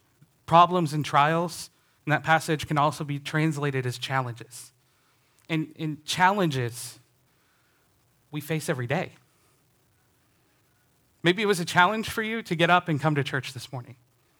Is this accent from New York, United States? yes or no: no; Indiana, United States; I grew up in Northern Indiana, a Chicago Cubs fan.